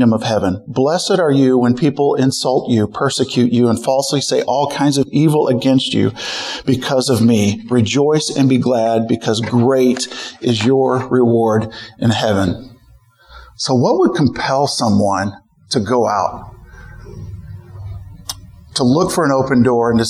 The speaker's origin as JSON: {"language": "English", "town": "St. Louis", "region": "Missouri", "country": "United States", "tie": "born or raised there", "moved": "as an adult", "lives_now": "San Francisco Bay Area, United States", "said": "I grew up in St. Louis"}